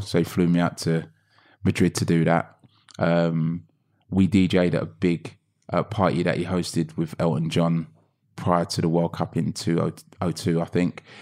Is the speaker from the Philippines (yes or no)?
no; London, United Kingdom; I grew up in Hackney